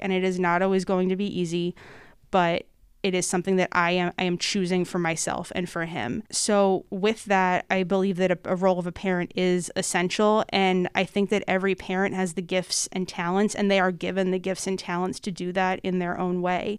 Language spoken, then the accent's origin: English; North Wales, Pennsylvania, United States; I am originally from, uh, the Montgomery County area, growing up in North Wales in, uh, Mary Mother the Redeemer Parish